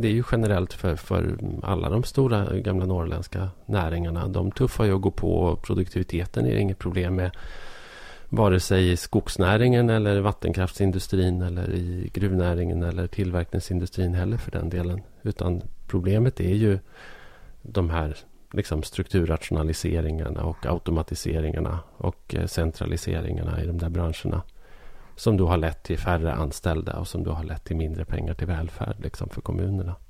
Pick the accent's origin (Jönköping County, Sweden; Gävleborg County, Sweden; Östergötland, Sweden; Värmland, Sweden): Gävleborg County, Sweden; Arbrå; moved away; also born or lived in Stockholm; min hemort Arbro